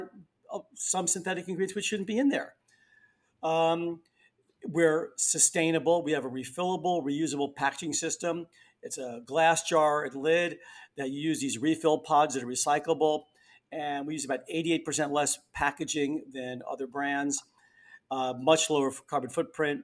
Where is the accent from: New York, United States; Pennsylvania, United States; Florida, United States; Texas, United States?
New York, United States; New York City; I grew up in the Bronx. I've been here most of my life